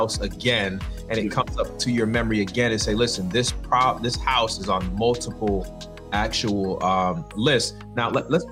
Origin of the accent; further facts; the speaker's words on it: Winston-Salem, North Carolina, United States; you are in my hometown. We're in the same city